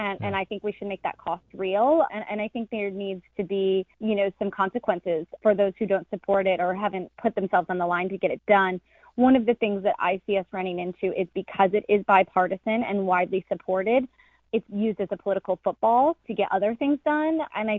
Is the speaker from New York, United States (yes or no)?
no; Erie, Pennsylvania, United States; now in Boulder, United States; Yeah, I was born in Erie, Pennsylvania, and grew up for several years of my life in that area.